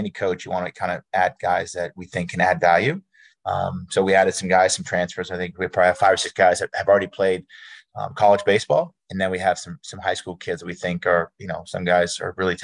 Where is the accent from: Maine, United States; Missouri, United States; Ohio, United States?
Maine, United States; Jay; I'm from Jay, Maine, a very small town